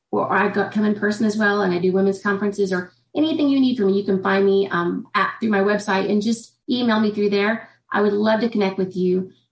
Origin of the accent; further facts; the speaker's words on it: Indiana, United States; I'm from Indiana.